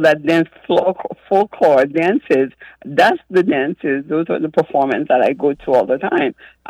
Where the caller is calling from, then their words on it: Pembroke Pines, Florida, United States; I'm calling you from Pembroke Pines, Florida.